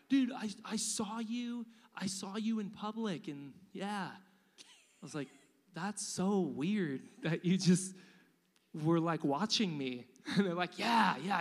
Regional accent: United States; We're American.

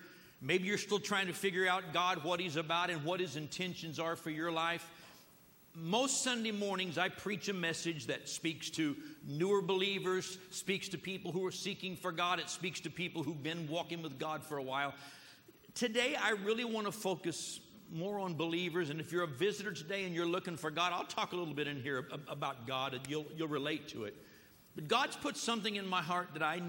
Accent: United States; I'm an American here

